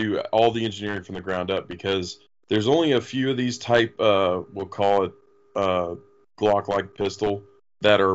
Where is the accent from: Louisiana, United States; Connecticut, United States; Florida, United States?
Florida, United States; I'm from Florida originally